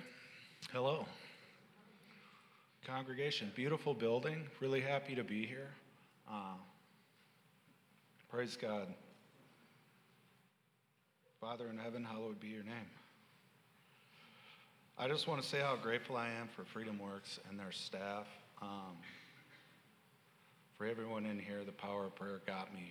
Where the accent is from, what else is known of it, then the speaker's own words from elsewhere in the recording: Minneapolis, Minnesota, United States; My background is I grew up in Minneapolis, south of Minneapolis